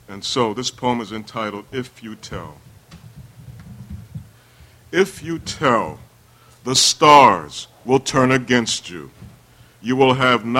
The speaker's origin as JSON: {"language": "English", "town": "Baltimore", "region": "Maryland", "country": "United States", "said": "I'm from the East Side"}